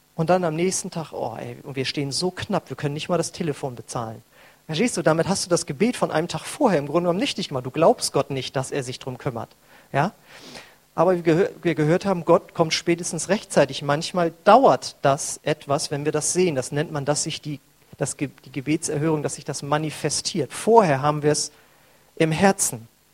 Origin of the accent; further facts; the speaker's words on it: North Frisia, Schleswig-Holstein, Germany; moved away; bei uns in Nordfriesland